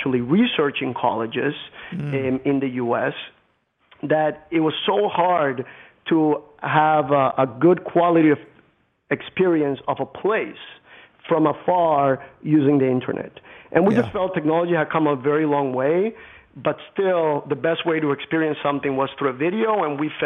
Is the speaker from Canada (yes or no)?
no; Colombia; moved away; I grew up in Colombia, the country in Latin America